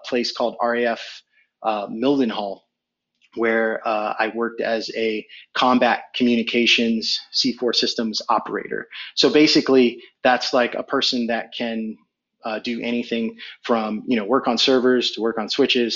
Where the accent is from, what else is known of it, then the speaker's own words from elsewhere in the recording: Fremont, California, United States; also born or lived in New York / Barataria, Trinidad and Tobago; I moved to Fremont when I was about nine, maybe 10, late 80s, actually